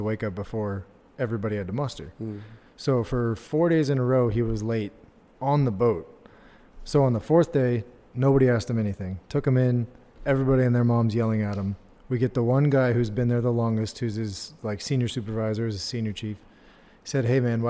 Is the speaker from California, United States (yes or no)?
yes; Southern California, United States; moved away as an adult; I was from Southern California